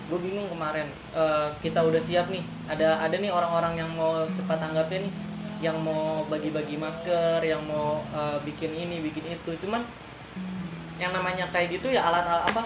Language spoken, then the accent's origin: Indonesian; Ulujami, Jakarta, Indonesia; apalagi gue emang dulu lahir di sini di Ulu Jami uh, eh, gue balik tinggal ke Cipulir uh, umur gue 2 tahun pas umur uh, eh, SD kelas 2 gue balik lagi ke sini